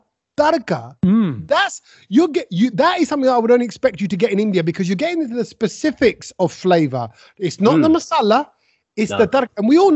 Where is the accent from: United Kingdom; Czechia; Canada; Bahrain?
United Kingdom; London; I'm from East London.